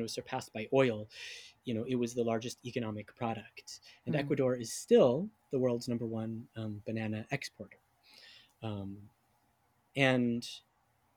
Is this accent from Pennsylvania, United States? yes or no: no; California, United States; moved away as an adult; also born or lived in New York; now in Seattle, United States; growing up in California, I mean, that I grew up in a neighborhood that was minority majority